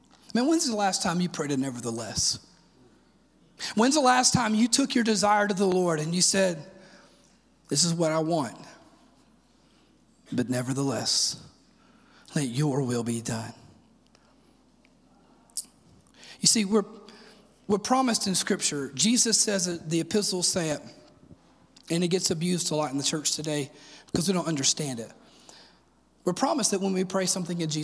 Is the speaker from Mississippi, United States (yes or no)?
yes; Sebastopol, Mississippi, United States; now in Oak Ridge, United States; I'm from Mississippi originally, and I grew up in a very small town